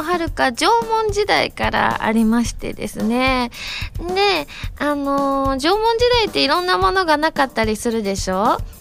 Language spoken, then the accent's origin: Japanese; Osaka, Japan; accent: Osaka dialect (Kansai-ben); 私関西弁喋れると言っても大阪弁なんですけれども